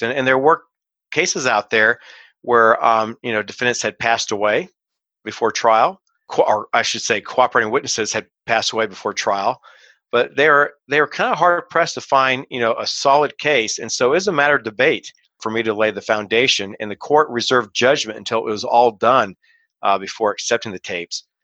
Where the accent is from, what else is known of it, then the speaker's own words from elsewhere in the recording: Kansas City, United States; moved away as an adult; also born or lived in Decatur, Illinois / Chicago; I got transferred right before the trial started to my hometown of Kansas City